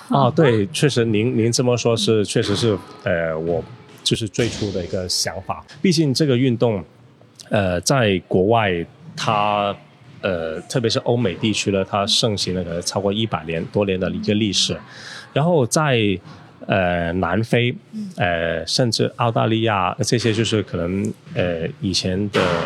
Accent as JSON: {"language": "Chinese", "country": "China", "also_born_or_lived": "Foshan", "said": "我们中国人"}